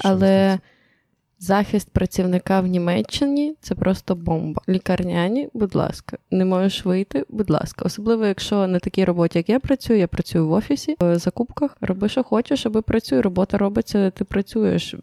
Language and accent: Ukrainian; Ukraine; moved away as an adult; also born or lived in Poland; now in Germany; Я родилась в Україні, 17 років прожила